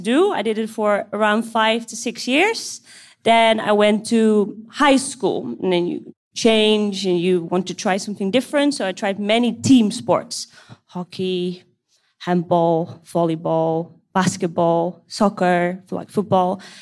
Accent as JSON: {"language": "English", "town": "Amsterdam", "region": "North Holland", "country": "Netherlands", "moved": "yes", "lives_now": "Kuwait", "said": "I'm 27 years old and I'm from the Netherlands, Amsterdam"}